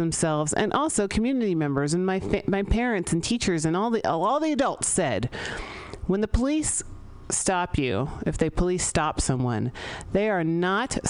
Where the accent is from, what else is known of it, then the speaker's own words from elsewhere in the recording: San Francisco, California, United States; I grew up here in San Francisco